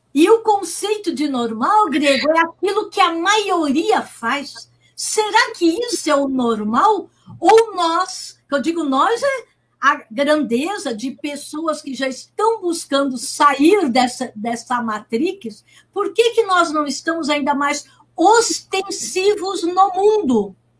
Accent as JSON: {"language": "Portuguese", "town": "Santos", "region": "São Paulo", "country": "Brazil", "tie": "born or raised there", "said": "eu moro aqui e nasci em Santos"}